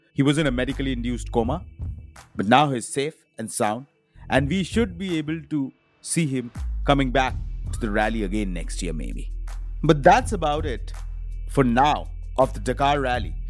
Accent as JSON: {"language": "English", "region": "Delhi", "country": "India", "said": "we are from Delhi"}